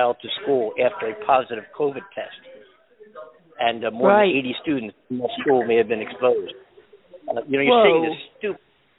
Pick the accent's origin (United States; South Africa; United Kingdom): United States; Philadelphia, Pennsylvania; moved away; also born or lived in Southern California; my hometown, Philadelphia